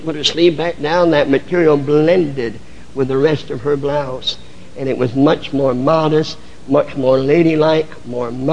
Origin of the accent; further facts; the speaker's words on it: the North, United States; I come from the North. Northern churches in general were never what we call holiness minded.